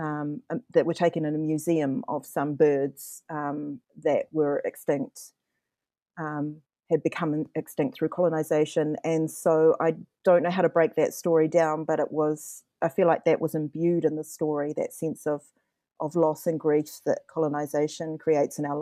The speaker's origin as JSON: {"language": "English", "country": "New Zealand", "said": "I'm indigenous to Aotearoa and I can name a lot of home places here"}